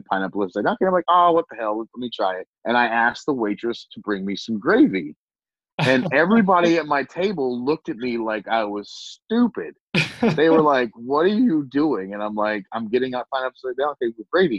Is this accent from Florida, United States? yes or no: no; Southern Ohio, United States; now in Columbus, United States; I grew up poor in Southern Ohio, coal burning stove.